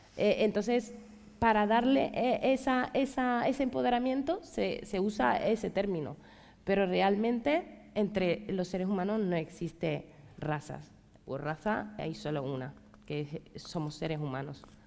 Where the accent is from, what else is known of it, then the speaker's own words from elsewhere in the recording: Ceuta, Spain; pues de Ceuta, de Ceuta